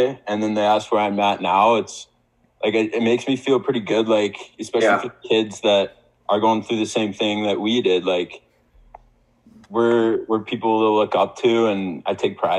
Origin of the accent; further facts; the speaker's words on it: Wellesley, Ontario, Canada; I'm from Wellesley, Ontario. It's really small town.